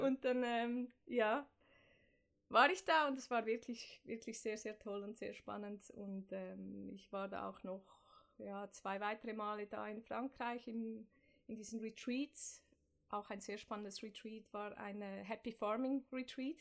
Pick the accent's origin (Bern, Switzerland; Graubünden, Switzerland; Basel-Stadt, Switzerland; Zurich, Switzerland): Zurich, Switzerland; Ich komme aus Zürich-Affoltern, dem Norden von Zürich. Bin da aufgewachsen